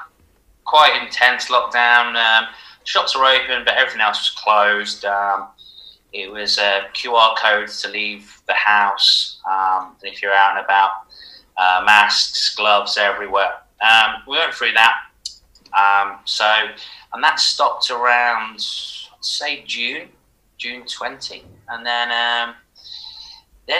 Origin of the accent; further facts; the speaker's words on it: Leicester, East Midlands, United Kingdom; I'm from Leicester